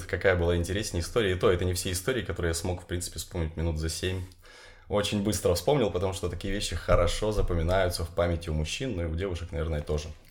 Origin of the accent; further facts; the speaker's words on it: Horlivka, Donetsk Oblast, Ukraine; now in Kyiv, Ukraine; В Горловке, в моем родном городе, мое любимое место.